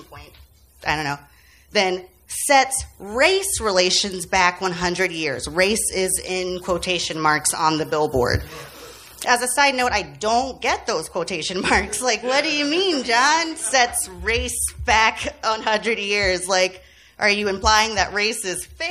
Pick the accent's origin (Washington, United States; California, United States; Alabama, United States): Alabama, United States; Birmingham; I'm from Birmingham, Alabama